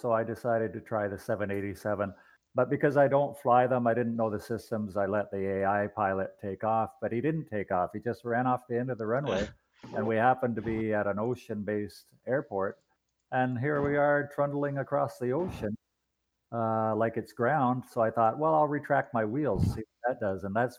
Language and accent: English; Canada; I'm Canadian.